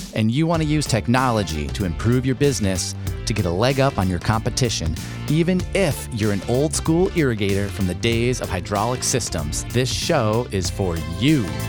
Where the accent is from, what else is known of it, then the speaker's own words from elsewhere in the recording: Traverse City, Michigan, United States; my hometown of Traverse City, Michigan